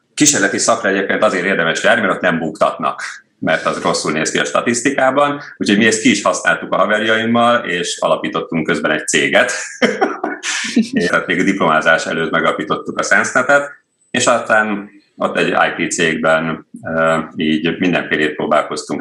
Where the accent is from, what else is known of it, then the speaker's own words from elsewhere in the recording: Cegléd, Pest, Hungary; also born or lived in Nagykőrös; Ö, én Nagykörösön születtem, de Cegléden éltünk